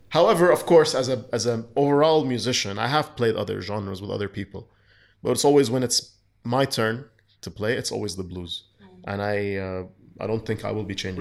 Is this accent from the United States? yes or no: no; Kuwait; I was raised in Kuwait